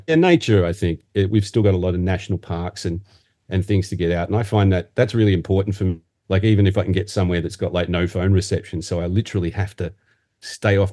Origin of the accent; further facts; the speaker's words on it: Muswellbrook, New South Wales, Australia; also born or lived in Sydney; now in Newcastle, Australia; I'm born and raised in Australia. I was born in a little regional town called Musselbrook, which is in the western part of New South Wales